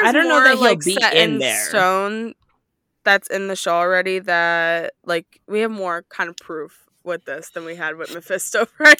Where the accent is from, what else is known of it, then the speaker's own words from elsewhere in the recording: Midwest, United States; I am from the Midwest.